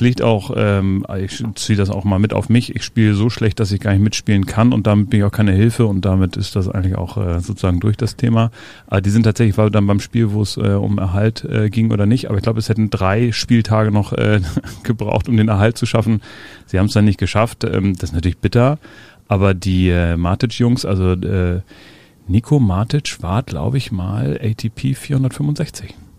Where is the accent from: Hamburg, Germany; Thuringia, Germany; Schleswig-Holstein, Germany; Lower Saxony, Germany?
Hamburg, Germany; ich bin ja in den Elbvororten aufgewachsen